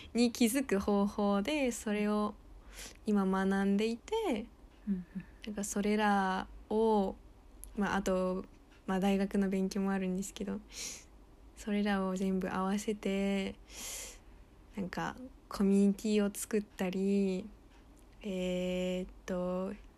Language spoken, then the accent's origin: Japanese; United States; moved away; アメリカで育った